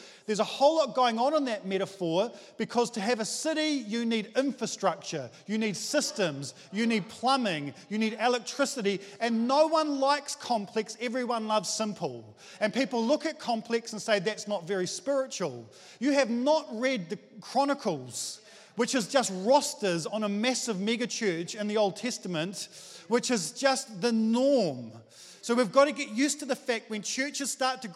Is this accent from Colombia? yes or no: no; New Zealand; I'm just a Kiwi